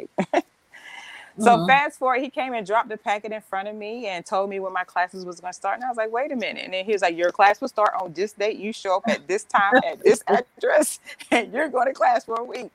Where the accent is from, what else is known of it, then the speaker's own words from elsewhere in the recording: Roper, North Carolina, United States; moved away; also born or lived in Miami; I am originally from Roper, North Carolina